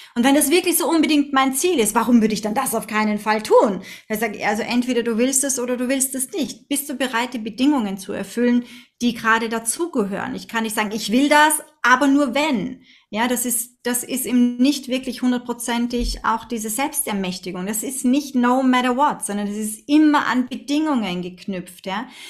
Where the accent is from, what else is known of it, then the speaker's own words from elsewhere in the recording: Vienna, Austria; now in Linz, Austria; obwohl ich ein Stadtkind bin, als, als Wienerin